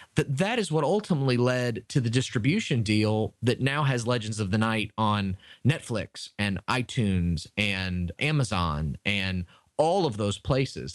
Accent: Tampa, Florida, United States; Tampa, Florida, which is my hometown and where I live

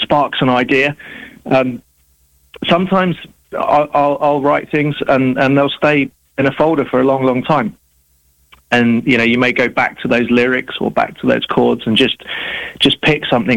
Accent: London, United Kingdom; I was born in London. I live in London now.

